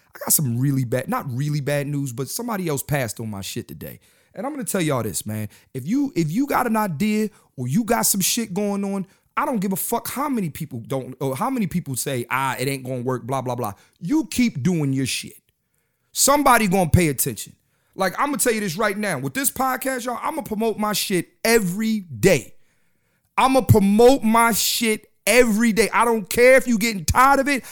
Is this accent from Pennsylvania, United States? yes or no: yes; Philadelphia, Pennsylvania, United States; when I was growing up in Philly.